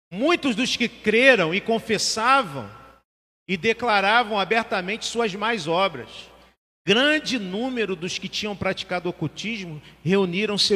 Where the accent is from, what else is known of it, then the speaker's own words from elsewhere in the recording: Rio de Janeiro, Brazil; Eu sou de Bel.